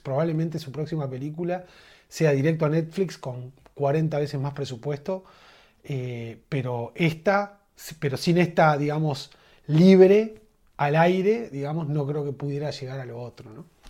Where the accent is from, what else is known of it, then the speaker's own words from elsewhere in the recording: Uruguay; En Uruguay estamos limitados